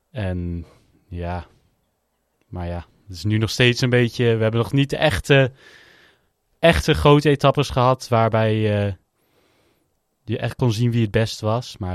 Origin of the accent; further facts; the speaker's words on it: Netherlands; zeker als Nederlander